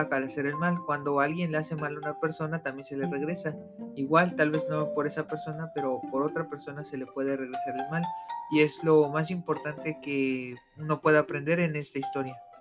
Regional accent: Mexico City, Mexico; moved away; yo vengo de la poderosísima Ciudad de México, allá donde hay mucho de todo.

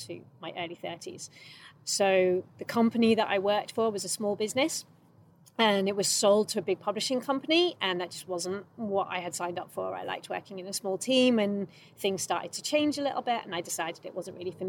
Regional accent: London, United Kingdom; moved away; I'm from London, basically from London

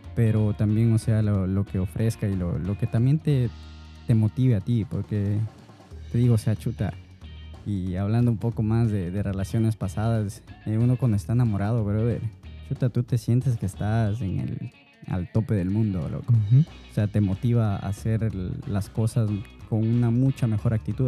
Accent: Ecuador; yo soy ecuatoriano

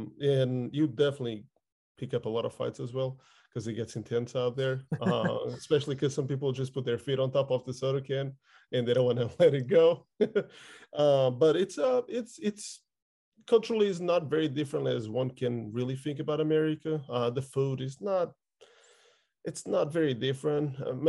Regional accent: Lisbon, Portugal; now in Texas, United States; It's relaxed. I lived in the outskirts of Lisbon, which is the capital. You know, as a little kid, you play in the street.

